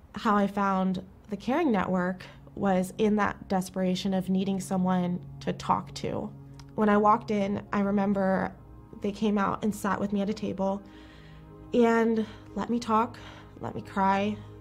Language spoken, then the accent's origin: English; Jacksonville, Florida, United States; moved away as an adult; now in Chicago, United States; I am from Jacksonville, Florida